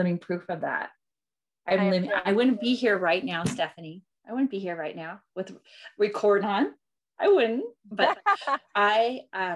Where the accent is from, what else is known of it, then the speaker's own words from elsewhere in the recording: Seattle, Washington, United States; moved away; I'm originally from Seattle